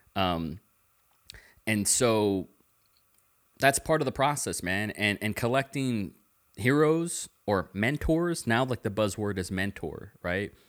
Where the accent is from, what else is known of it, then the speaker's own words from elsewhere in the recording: the Valley, Texas, United States; moved away as an adult; also born or lived in Tulsa, Oklahoma / Dallas, Texas; now in Austin, United States; I was born in Tulsa, Oklahoma, and when I was five, I moved to Dallas. And when I was six, I moved to the Valley, and then I lived there for twenty years.